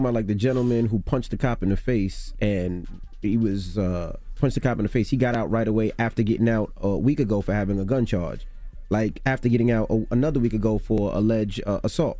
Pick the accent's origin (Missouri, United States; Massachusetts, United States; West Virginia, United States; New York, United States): New York, United States; I was born and raised in New York